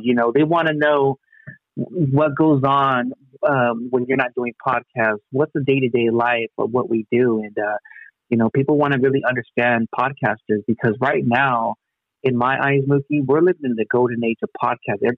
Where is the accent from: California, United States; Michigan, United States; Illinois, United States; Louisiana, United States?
California, United States; Long Beach; also born or lived in Wilmington, Los Angeles; I was born in Long Beach at Memorial Hospital. LBC